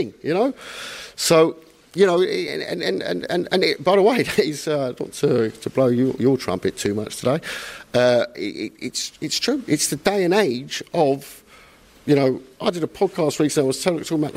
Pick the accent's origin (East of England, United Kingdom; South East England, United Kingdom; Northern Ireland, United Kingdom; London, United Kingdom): London, United Kingdom; I went to school in North London in the 80s